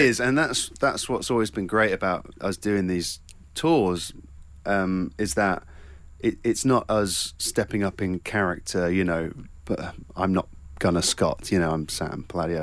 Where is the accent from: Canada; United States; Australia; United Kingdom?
United Kingdom; Cornwall, South West England